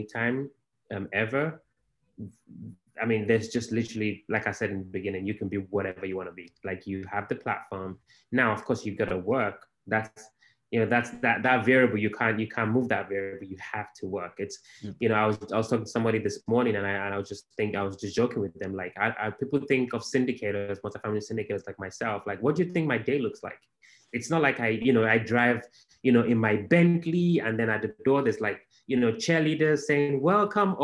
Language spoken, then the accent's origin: English; Nigeria; moved away as an adult; also born or lived in Baltimore, United States; now in Houston, United States; I was born in Africa in a place called Nigeria